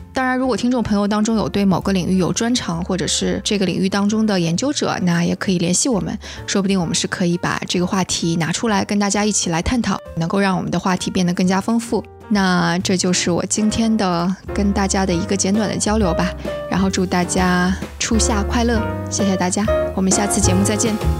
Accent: southern China, China; 我是个南方人，所以的确我从来都没有搞清楚过前后鼻音是怎么回事儿，我也听不出来差别

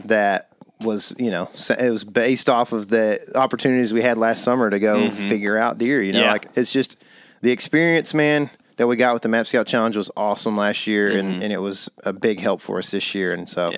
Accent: East Texas, United States; I grew up duck hunting quite a bit here in East Texas

